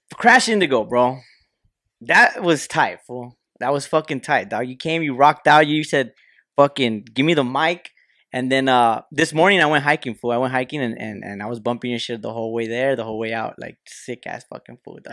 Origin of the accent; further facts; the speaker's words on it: Lynwood, California, United States; we're from Linwood